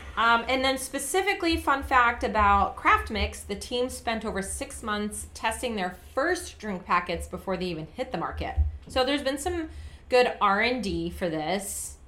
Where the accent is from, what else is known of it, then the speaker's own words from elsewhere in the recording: United Kingdom; also born or lived in Scotland; now in United States; I'm a U.S. citizen, but I'm still a British citizen.